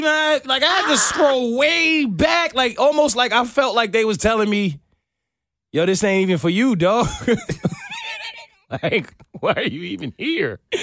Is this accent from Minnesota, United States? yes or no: no; New York, United States; I'm a New Yorker